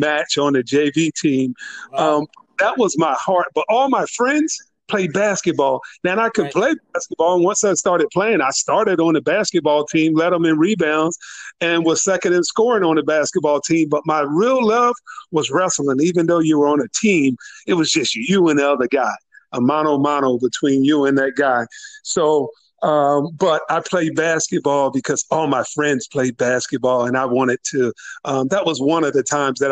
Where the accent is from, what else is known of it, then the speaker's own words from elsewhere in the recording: Berlin, Maryland, United States; I'm from Berlin, from Germantown, as it's called